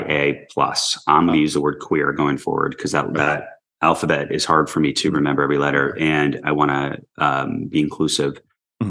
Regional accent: New York City, New York, United States; I grew up in New York City in the early 80s

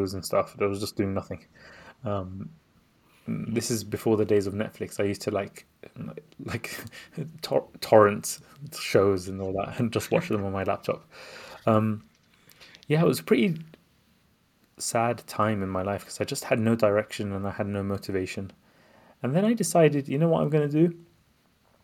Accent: London, United Kingdom; also born or lived in Baghdad, Iraq; I was born in Baghdad. This is back home in Baghdad, Iraq. I was born there, and I came to London when I was 3 years old to escape the wars and Saddam Hussein. And we basically grew up in a quite a modest background

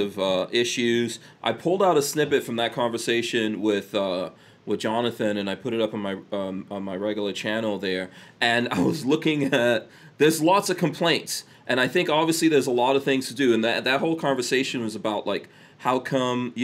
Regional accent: New York, United States; I'm a New Yorker

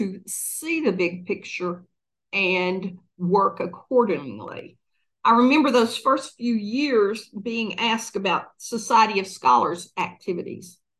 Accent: Dayton, United States; moved away as an adult; move to Dayton, which was my hometown, and that's where my family was

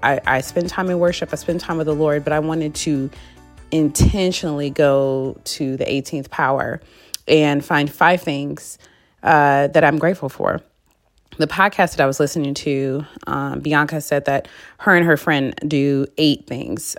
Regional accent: Michigan, United States; moved away as an adult; now in Dallas, United States; I'm from Michigan, so we have basements

